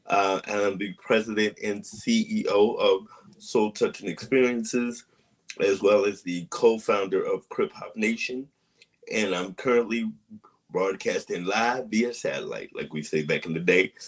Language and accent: English; St. Louis, Missouri, United States; moved away; also born or lived in New York / Massachusetts; But I'm going to say that I am originally from St. Louis, Missouri.